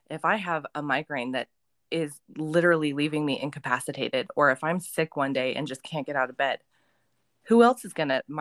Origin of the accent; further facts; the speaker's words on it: Utah, United States; also born or lived in Texas / California / Nevada; i grew up in Utah and Texas and California and Nevada and these states. I didn't grow up on the on the east side.